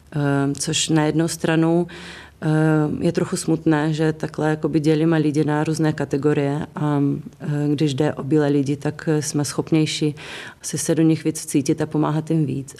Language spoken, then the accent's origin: Czech; Ukraine; now in Czech Republic; jsem z Ukrajiny, měla jsem tam donedávna i rodinu, která už se teďka přestěhovala sem